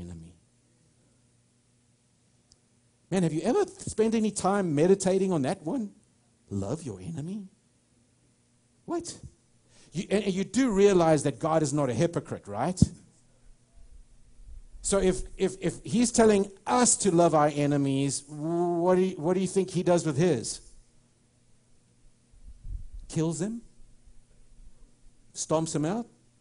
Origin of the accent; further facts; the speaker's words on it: United States; I'm an American. I love this nation